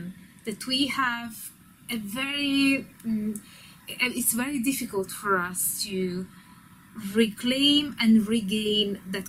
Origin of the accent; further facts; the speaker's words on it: Italy; I'm Italian.